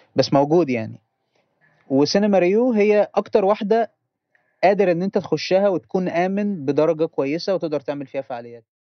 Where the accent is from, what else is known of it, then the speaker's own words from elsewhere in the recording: Port Said, Port Said Governorate, Egypt; عندنا في بورسعيد